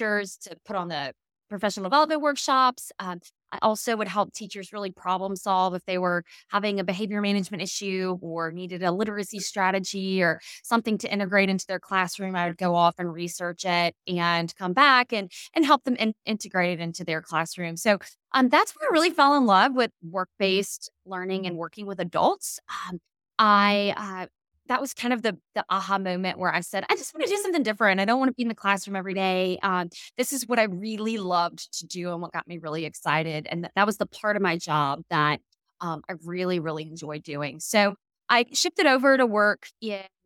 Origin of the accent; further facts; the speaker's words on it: Louisiana, United States; also born or lived in Mississippi; I'm from Louisiana originally. Grew up here for the most part of my life, a short living overseas for my dad's job